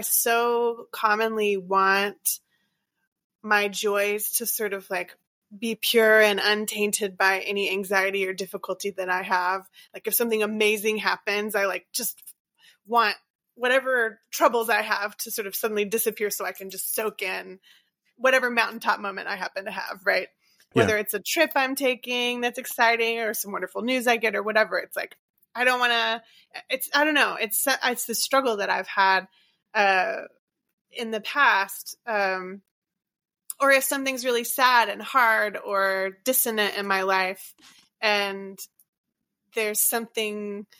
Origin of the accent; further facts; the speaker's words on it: Louisiana, United States; And I knew that I was from Cancer Alley